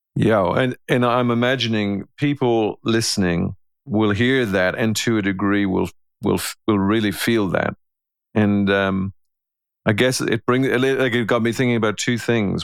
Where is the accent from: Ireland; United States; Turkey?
Ireland; I'm an Irishman